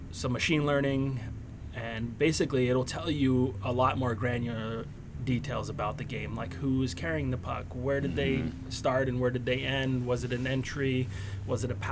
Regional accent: outside of Oakland, California, United States; I was born and raised outside of Oakland, California.

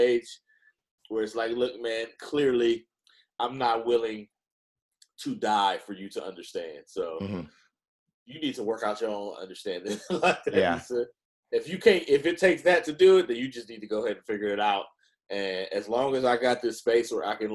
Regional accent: Oakland, California, United States; I'm from Oakland

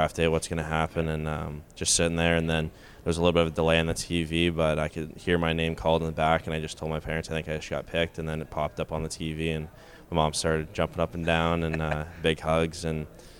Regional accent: Manhattan Beach, California, United States; I'm from Manhattan Beach, California, and grew up there my whole life. My parents are originally from St. Louis, and then they moved out there in the 90s, and I've just stayed there since then.

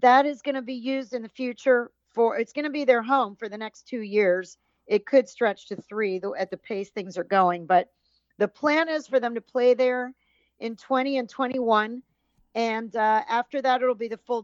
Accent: Miami, Florida, United States; also born or lived in St. Petersburg, Florida / Detroit, Michigan; I came back to Miami, to my hometown in 1996

